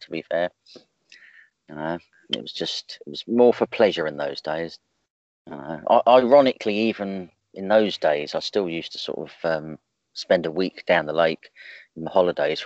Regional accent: Suffolk, East of England, United Kingdom; moved away as an adult; also born or lived in Ipswich / Felixstowe; now in Southampton, United Kingdom; I come from Suffolk and used to fish a lot of sort of the Suffolk waters and the Norfolk waters

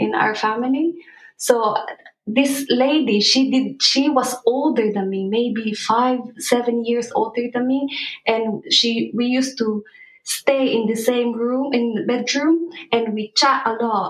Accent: Philippines; moved away; we grew up in the Philippines where we've witnessed what real poverty is like

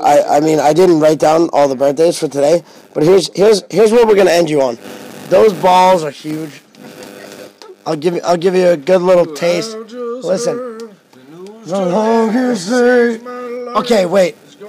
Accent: United States; I'm 12 years old. I don't know what's going on in the world. Yeah. Chill the fuck out, please. Everyone, just thank God and praise that we're from America

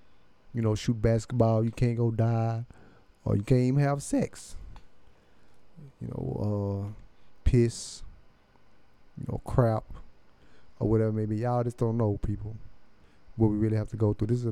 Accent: Cleveland, Texas, United States; also born or lived in Houston; I'm originally from Cleveland, Texas

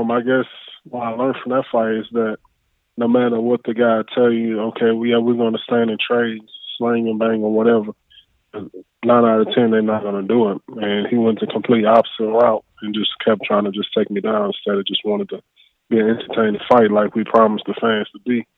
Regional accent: New Orleans, Louisiana, United States; now in Texas, United States; I'm from New Orleans.

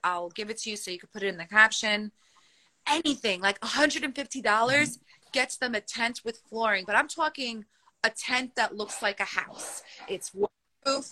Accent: Turkey; I'm from Turkey, I have cousins that are on ground zero

